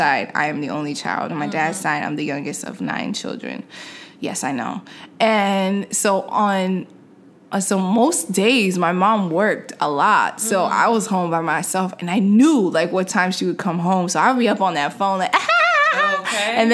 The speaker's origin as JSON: {"language": "English", "town": "New York City", "region": "New York", "country": "United States", "tie": "born or raised there", "said": "I grew up in New York City"}